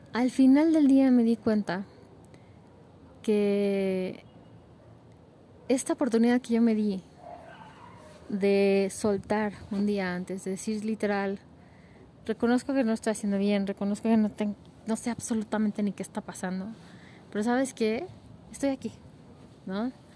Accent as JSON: {"language": "Spanish", "country": "Mexico", "said": "como mexicanos, como latinoamericanos"}